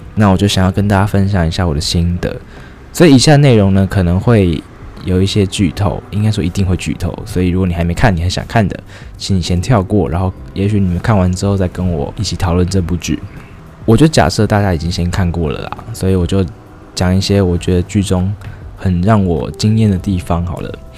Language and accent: Chinese; Taiwan; 我们台湾人